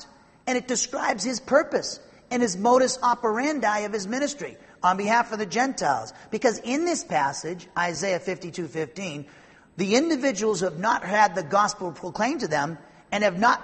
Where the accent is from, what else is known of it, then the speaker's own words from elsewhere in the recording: Norwood, Massachusetts, United States; moved away; I come from Norwood, Massachusetts.